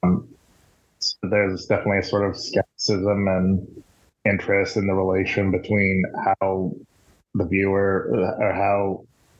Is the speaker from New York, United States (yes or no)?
no; Iowa, United States; also born or lived in Arizona; I'm from Iowa. I've lived in Iowa most of my life, even though I was born in Arizona.